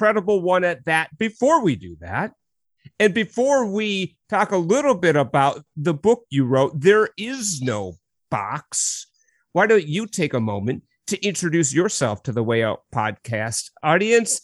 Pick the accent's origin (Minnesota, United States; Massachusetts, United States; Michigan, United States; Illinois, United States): Minnesota, United States; Minneapolis; I'm born and bred and St. Paul and Minneapolis, the Twin Cities